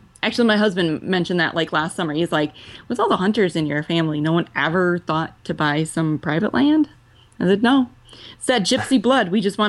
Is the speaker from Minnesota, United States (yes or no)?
no; Milwaukee, Wisconsin, United States; I was born and raised in Milwaukee. Other than a couple of years in the Navy on the East Coast, I've been here the whole time.